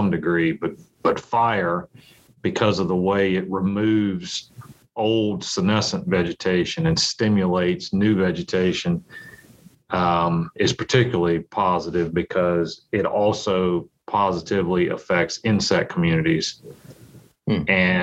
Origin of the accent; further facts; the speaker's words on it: Virginia, United States; I grew up in Virginia